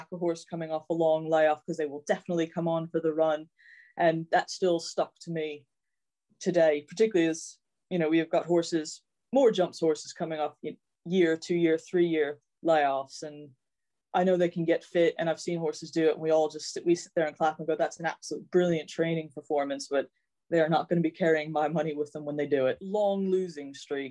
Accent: United States; moved away as an adult; now in United Kingdom; growing up in the States

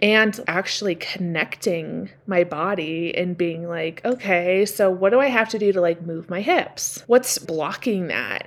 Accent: Washington, United States; growing up in Washington

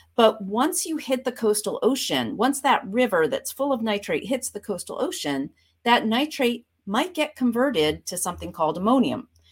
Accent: Vermont, United States; moved away as an adult; also born or lived in Boston / Florida Keys / Oregon; now in Connecticut, United States; I grew up, uh, in Vermont, right on the Canadian border.

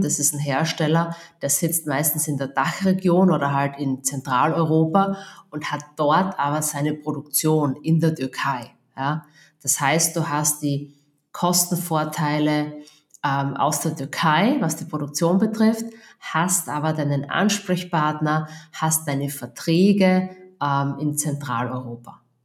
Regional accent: Austria; accent: Austrian dialect; man hört es am Dialekt, ich bin Österreicherin, also ich, ich wohne und lebe in Österreich

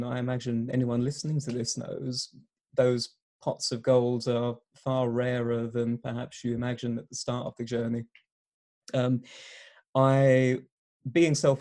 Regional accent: Essex, East of England, United Kingdom; moved away as an adult; now in Exeter, United Kingdom; I'm here in Exeter again after a short return home to Essex

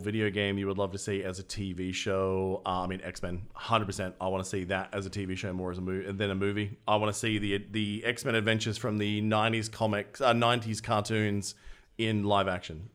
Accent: Australia; accent: Australian; my Australian accent

